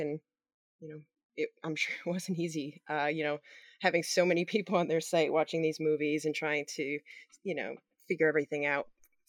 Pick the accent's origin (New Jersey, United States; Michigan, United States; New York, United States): New York, United States; Long Island; I'm also from Long Island, New York originally.